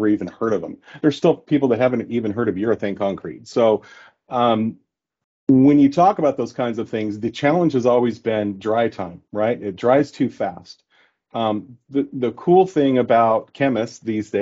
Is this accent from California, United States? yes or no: yes; South Coast, California, United States; I grew up in South Coast